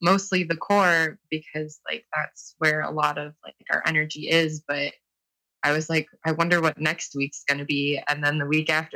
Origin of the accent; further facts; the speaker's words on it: Toledo, Ohio, United States; I'm from Toledo, Ohio